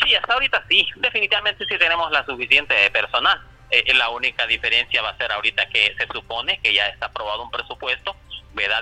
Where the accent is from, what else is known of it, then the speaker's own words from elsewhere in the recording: San Manuel, Cortés, Honduras; soy del municipio de San Manuel